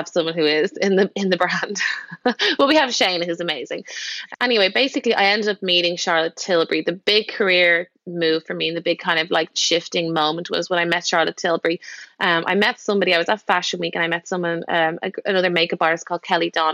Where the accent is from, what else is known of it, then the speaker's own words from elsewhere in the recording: Dublin, Leinster, Ireland; moved away as an adult; I'm from Dublin, and I was makeup artist there